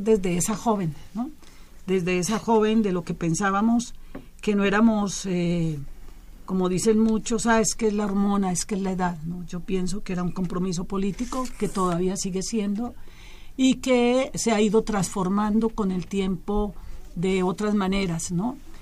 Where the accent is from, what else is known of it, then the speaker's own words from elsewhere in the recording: Colombia; also born or lived in Chile; now in Mexico; yo soy de origen colombiano, también soy mexicana, muchas gracias a, esta tierra que me ha acogido